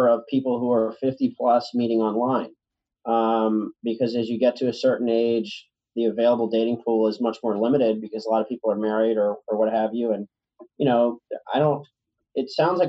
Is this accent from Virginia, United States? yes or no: yes; Richmond, Virginia, United States; now in New York, United States; I'm from Richmond, Virginia